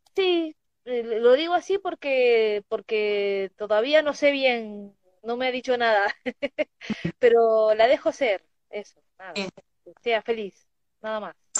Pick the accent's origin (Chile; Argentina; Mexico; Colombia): Argentina; Tucumán; now in Mendoza, Argentina; yo soy tucumana